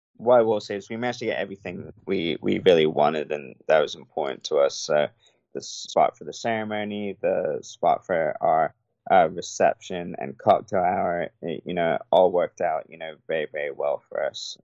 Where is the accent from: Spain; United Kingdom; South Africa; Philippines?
United Kingdom; England; now in United States; growing up in England